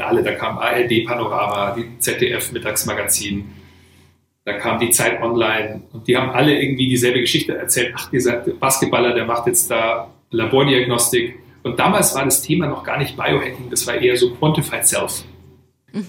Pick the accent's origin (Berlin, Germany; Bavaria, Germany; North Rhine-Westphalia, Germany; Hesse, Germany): Bavaria, Germany; Weilheim in Oberbayern; also born or lived in Oregon, United States / Boston, United States; bin aufgewachsen hier in Weilheim in Oberbayern